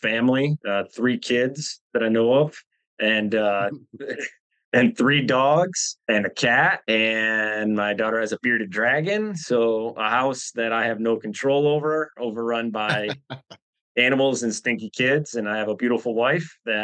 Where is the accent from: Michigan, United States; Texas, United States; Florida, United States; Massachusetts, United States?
Michigan, United States; Born and raised in Michigan.